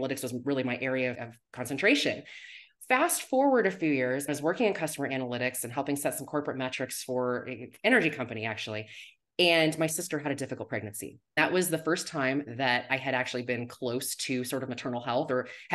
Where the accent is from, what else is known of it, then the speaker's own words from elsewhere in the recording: Arizona, United States; also born or lived in California; I'm originally from Arizona